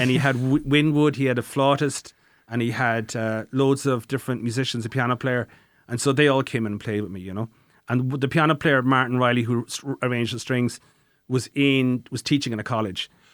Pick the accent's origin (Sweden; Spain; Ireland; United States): Ireland; Tralee, Munster; I'm from Tralee and Kerry